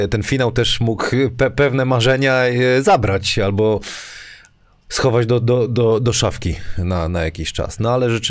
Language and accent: Polish; Wrocław, Lower Silesian Voivodeship, Poland; A masz rację, masz, ja jestem z, nie, ja jestem z Wrocławia, dobra.